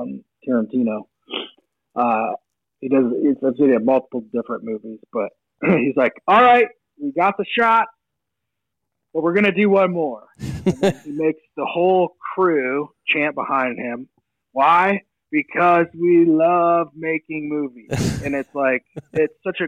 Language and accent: English; Michigan, United States; I grew up in Michigan